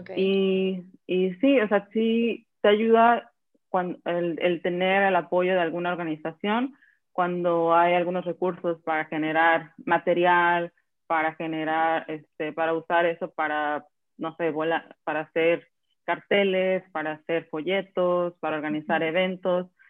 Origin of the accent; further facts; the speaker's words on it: Acapulco, Guerrero, Mexico; moved away as an adult; also born or lived in Mexico City; now in Slovenia; yo soy acapulqueña, nací en Acapulco y me fui, crecí hasta la universidad